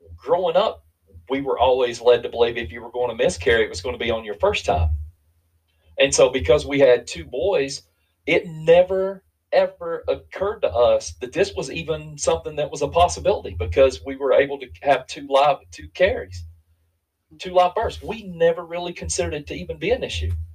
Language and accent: English; Eastern Kentucky, United States; being from a different culture, I'm from Eastern Kentucky